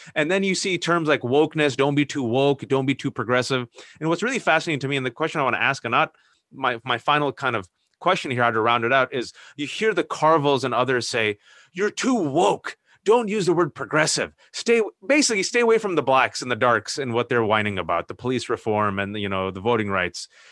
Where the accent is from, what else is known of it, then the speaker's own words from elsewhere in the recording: United States; English is a second language; I was born and raised here